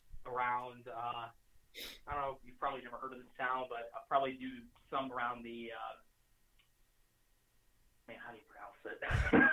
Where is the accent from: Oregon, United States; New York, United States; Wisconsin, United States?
Wisconsin, United States; now in Texas, United States; I'm from Wisconsin originally. We kind of have our own jargon.